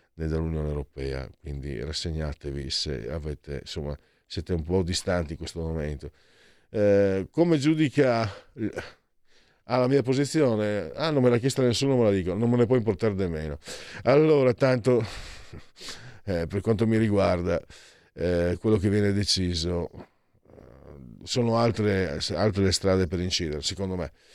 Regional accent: Friuli-Venezia Giulia, Italy; io vengo da Friuli, dalle mie parti si dice Gesù Maria, apriti cielo

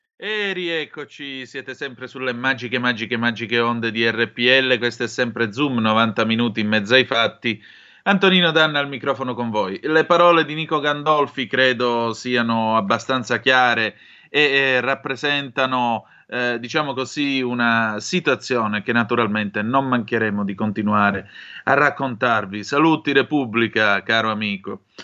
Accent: Calabria, Italy; essendo io calabrese

